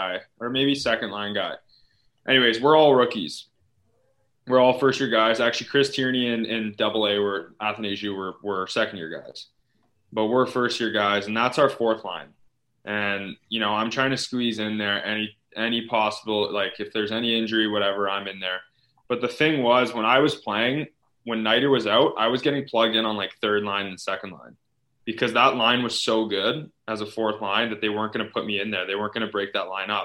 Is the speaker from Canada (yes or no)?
yes; London, Ontario, Canada; my hometown team